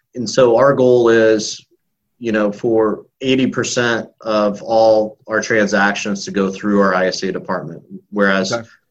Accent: Illinois, United States; moved away as an adult; now in Tampa, United States; I grew up in Illinois, moved to Florida in 2001, knowing two people

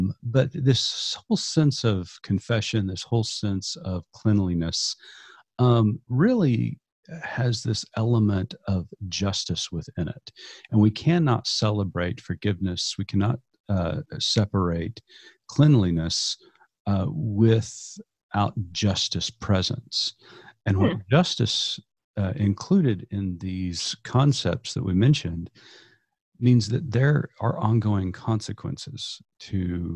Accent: Eastern Oklahoma, United States; growing up in Eastern Oklahoma, I knew very few people outside of my own ecosystem

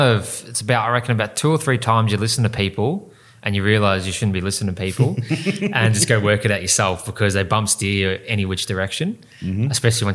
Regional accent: Melbourne, Victoria, Australia; In Western Melbourne. Yep. So first karting track was Geelong.

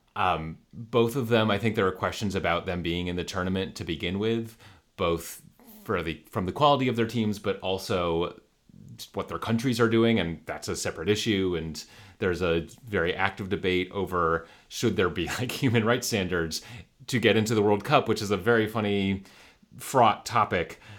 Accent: New York, United States; growing up in New York and going to a lot of Rangers games.

